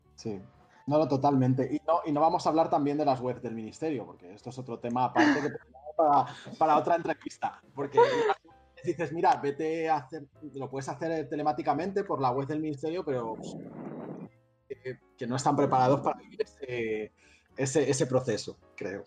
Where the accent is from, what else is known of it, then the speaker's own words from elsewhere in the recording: Madrid, Community of Madrid, Spain; moved away as an adult; now in Barcelona, Spain; soy de Madrid, vine aquí hace cinco años